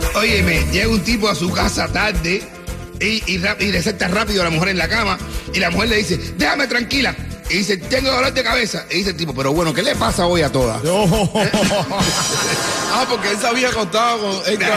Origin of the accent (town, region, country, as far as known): Cuba; now in Miami, United States